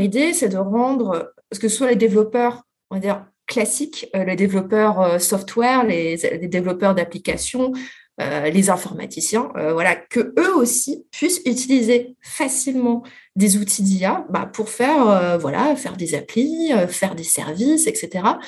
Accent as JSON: {"language": "French", "country": "France", "said": "mais nous, les Français"}